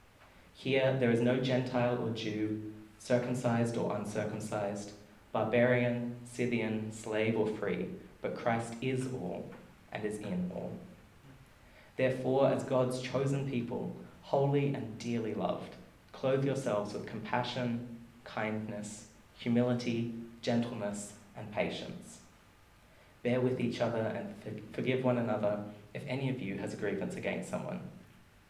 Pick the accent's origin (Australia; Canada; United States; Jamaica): Australia; Marburg, Queensland; now in Wellington, New Zealand; I hail from Marburg in Queensland